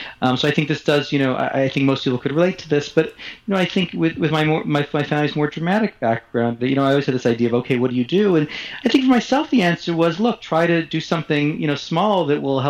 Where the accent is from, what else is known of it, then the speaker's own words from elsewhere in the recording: Montreal, Quebec, Canada; I grew up in Montreal